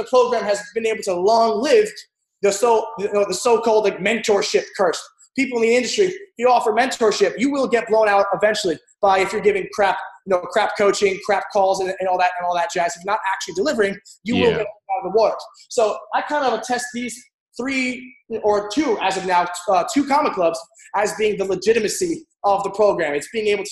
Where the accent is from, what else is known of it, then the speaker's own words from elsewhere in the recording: New Jersey, United States; also born or lived in New York; now in Edgewater, United States; I'm originally from South Jersey, though, because after all the crap happened in my childhood, we moved north, New York